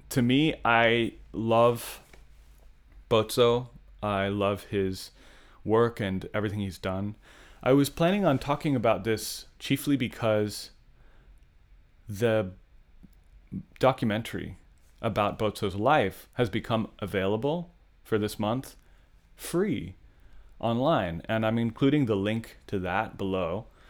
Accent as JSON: {"language": "English", "town": "San Luis Obispo", "region": "California", "country": "United States", "tie": "born or raised there", "said": "As a young person growing up in San Luis Obispo"}